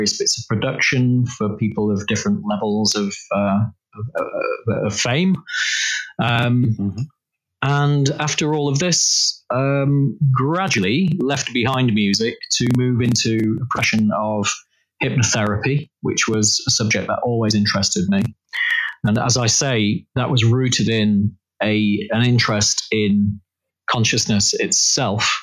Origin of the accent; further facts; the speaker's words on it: Ackworth, Yorkshire and the Humber, United Kingdom; moved away as an adult; I was born in Yorkshire in 1969, and grew up there until I finally left around about 18 years old